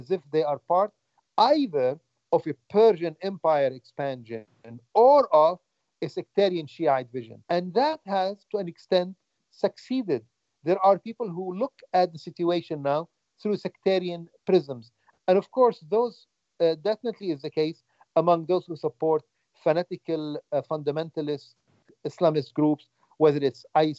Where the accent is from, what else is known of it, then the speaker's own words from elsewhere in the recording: Lebanon; now in United States; when I grew up in Lebanon, when I was a child in the 1960s